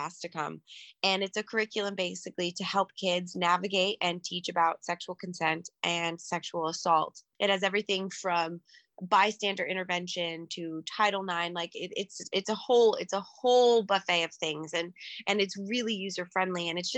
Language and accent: English; Winter Park, Florida, United States; I grew up in Winter Park, Florida for my formative years